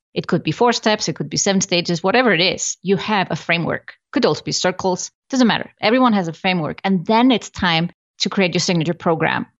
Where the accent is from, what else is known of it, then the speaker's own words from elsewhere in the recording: Iceland; I come from Iceland, I love Iceland